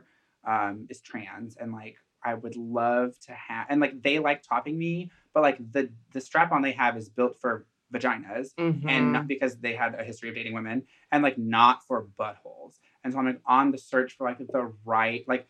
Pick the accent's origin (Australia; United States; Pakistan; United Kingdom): United States; Fern Creek, Kentucky; I was born in Fern Creek.